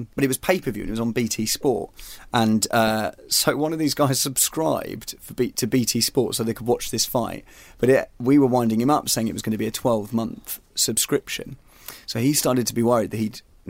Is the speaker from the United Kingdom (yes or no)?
yes; Surrey, South East England, United Kingdom; I'm from Surrey.